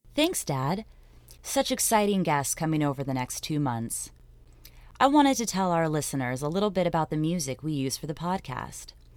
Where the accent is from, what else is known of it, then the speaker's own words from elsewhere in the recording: El Dorado Hills, California, United States; my parents used to sing to my brother and I as children growing up in El Dorado Hills in California